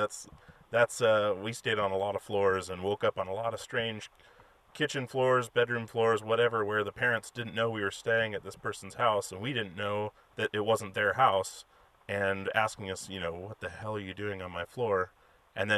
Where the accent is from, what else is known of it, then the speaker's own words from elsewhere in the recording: Alaska, United States; I'm from Alaska, and I was there